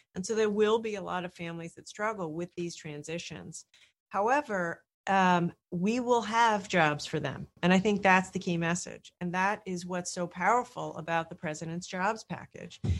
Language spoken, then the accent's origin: English; Rhode Island, United States; I come from Rhode Island